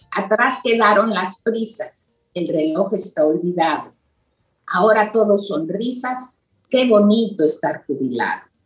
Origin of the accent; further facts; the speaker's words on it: Mexico; yo soy mexicana